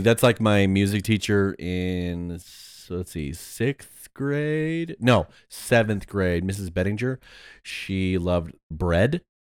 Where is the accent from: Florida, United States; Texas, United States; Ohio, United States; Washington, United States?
Ohio, United States; also born or lived in California; I was born in California and then moved to Hebrew for about eighteen months and then moved to Ohio